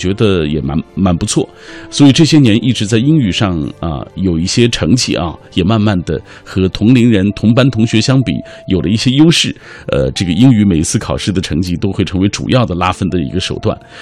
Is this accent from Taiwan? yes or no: no; China; 我们中国人天天说这句话